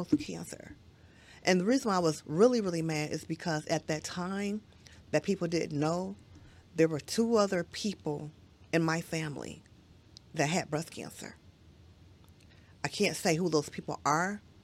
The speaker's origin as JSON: {"language": "English", "town": "Detroit", "region": "Michigan", "country": "United States", "said": "I'm from Detroit"}